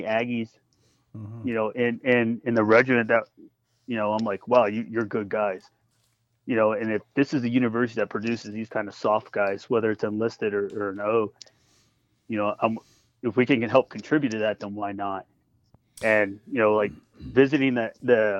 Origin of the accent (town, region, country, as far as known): Texas, United States